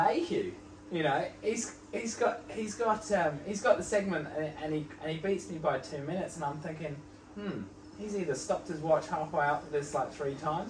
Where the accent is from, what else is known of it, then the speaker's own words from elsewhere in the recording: Helensville, Auckland, New Zealand; my hometown, Helensville